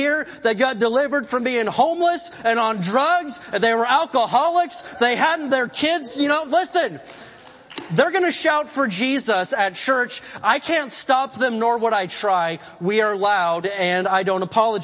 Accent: the Bible Belt, United States; moved away as an adult; also born or lived in Oklahoma; now in California, United States; I come from the Bible Belt, went to college in Oklahoma, and I love it there

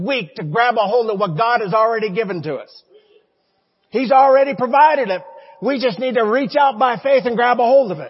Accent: Montana, United States; We're from Montana, not West Virginia

